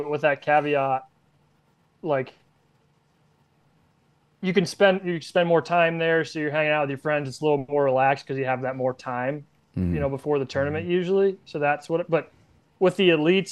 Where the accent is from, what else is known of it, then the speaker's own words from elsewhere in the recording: Pennsylvania, United States; where are you from? I was like, just some little town in Pennsylvania